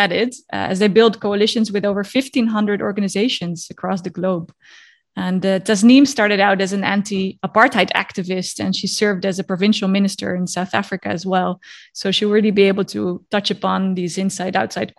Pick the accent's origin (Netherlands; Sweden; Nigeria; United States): Netherlands; moved away; my home country of the Netherlands